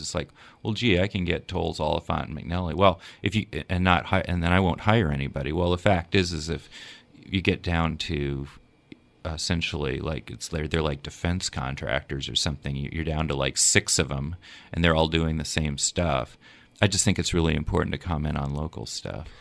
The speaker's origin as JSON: {"language": "English", "region": "Minnesota", "country": "United States", "tie": "born or raised there", "also_born_or_lived": "Marquette, Michigan / Alexandria, Virginia / Portland, Oregon", "moved": "yes", "said": "When I was a young teenager growing up in Minnesota, uh, I had just come from living in Washington, D C."}